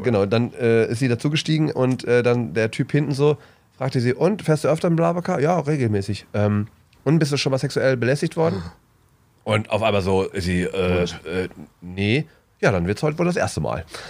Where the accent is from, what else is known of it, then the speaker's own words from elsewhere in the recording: Bielefeld, North Rhine-Westphalia, Germany; ich komme ja aus Ostwestfalen, aus dem wunderschönen äh, Bielefeld